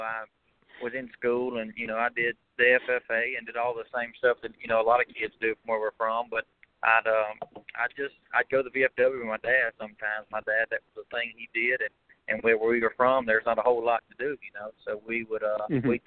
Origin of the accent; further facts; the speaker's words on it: Mendenhall, Mississippi, United States; also born or lived in Nashville; I'm originally from Mendenhall, Mississippi. You know, born and raised there.